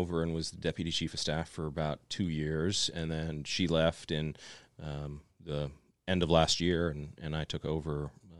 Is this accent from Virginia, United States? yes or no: yes; Fort Lee, Virginia, United States; born there; I was actually born in Virginia, right outside of Fort Lee. That's where my dad was stationed when I was born.